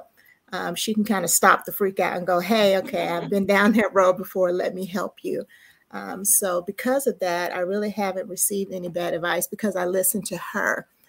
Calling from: Dallas, Texas, United States; I'm checking in from Dallas, Texas

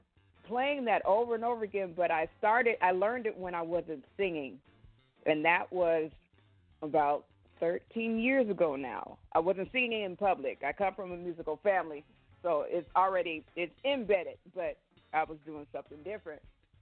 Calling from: Portland, Oregon, United States; I am calling from Portland, Oregon.

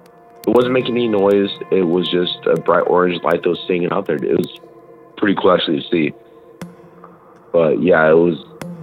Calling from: Idaho, United States; Yeah, so... from Idaho, actually. Idaho.

